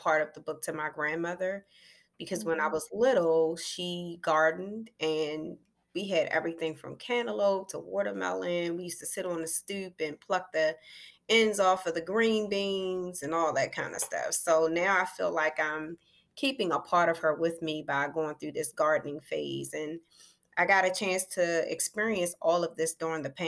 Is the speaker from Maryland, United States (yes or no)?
yes; Elkridge, Maryland, United States; I'm from Elk Ridge, Maryland.